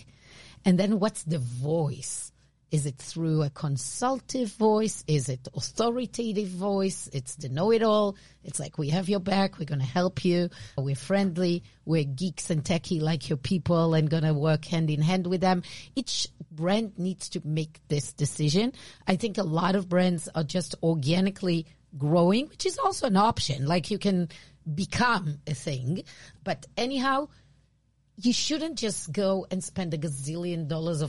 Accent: Israel; accent: Israeli; English is a second language; my Israeli accent.

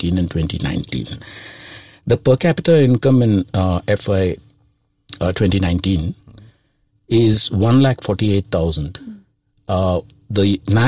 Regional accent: Kerala, India; I am born and brought up in Kerala

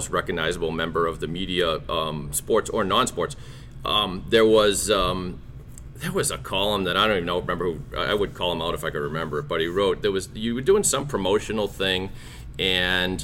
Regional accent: Sharon, Massachusetts, United States; growing up in Sharon, which was hugely Jewish, they gave us the day off

